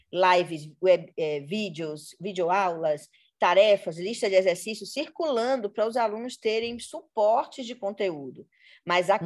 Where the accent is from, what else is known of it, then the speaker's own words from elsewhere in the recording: Salvador, Bahia, Brazil; now in Rio de Janeiro, Brazil; eu sou na Bahia eu sou lida como branca, porque eu nasci em Salvador